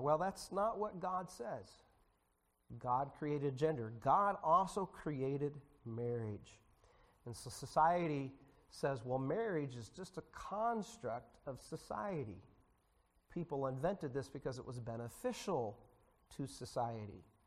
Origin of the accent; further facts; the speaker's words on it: United States; As American citizens